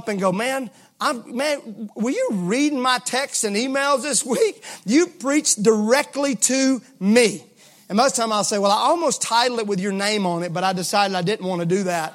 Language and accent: English; Mississippi, United States; I'm from Mississippi